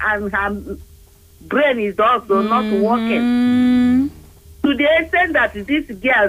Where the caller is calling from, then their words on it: Abuja, Federal Capital Territory, Nigeria; I'm calling from Gwarimpa.